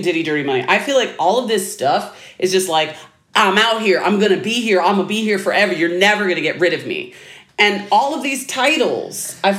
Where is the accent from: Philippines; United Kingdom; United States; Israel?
United States; East Coast; I'm from the East Coast.